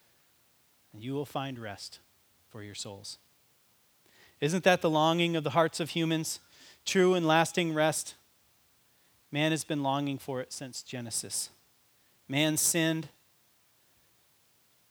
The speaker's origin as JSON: {"language": "English", "country": "United States", "said": "as an American"}